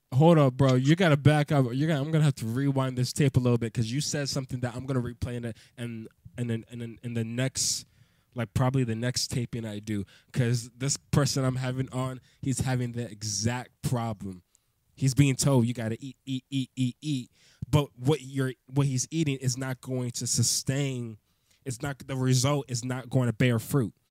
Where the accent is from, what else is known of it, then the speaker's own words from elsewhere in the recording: Maryland, United States; I'm from I'm from Maryland